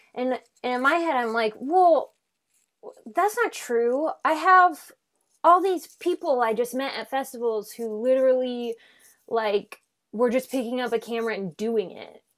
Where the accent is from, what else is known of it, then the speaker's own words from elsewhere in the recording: Omaha, Nebraska, United States; moved away as an adult; also born or lived in Chicago; now in Los Angeles, United States; I'm from Omaha